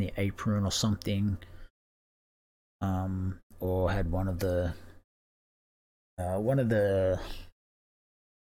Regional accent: Australia; as an Australian

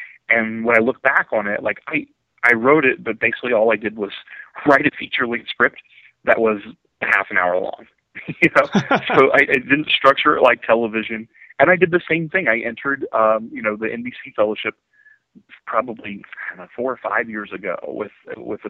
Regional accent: Ironton, Ohio, United States; moved away as an adult; now in Orange County, United States; I'm from Ironton, Ohio

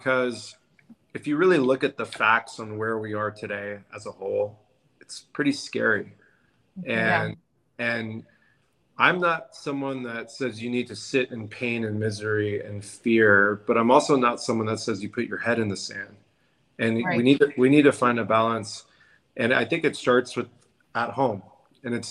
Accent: San Diego, California, United States; I'm born and raised in La Jolla, California, San Diego

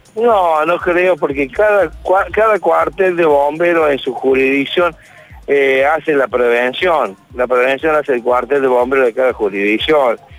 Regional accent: Villa María, Córdoba, Argentina; Yo soy de Villa María.

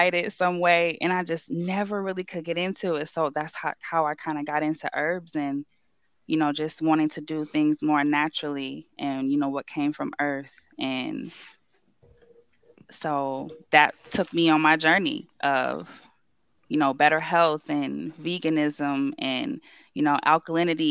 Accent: Livonia, Michigan, United States; also born or lived in Detroit; I'm from Livonia. I kind of moved around as a kid. Kind of was in Livonia, moved to the city, then went back to high school for Livonia

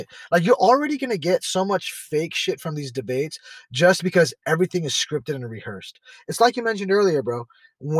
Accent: San Jose, California, United States; San Jose, California. Born

